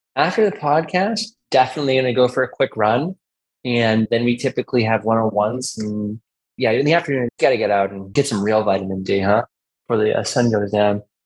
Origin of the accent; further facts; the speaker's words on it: Massachusetts, United States; I'm born and raised in Massachusetts, and the rest of my life.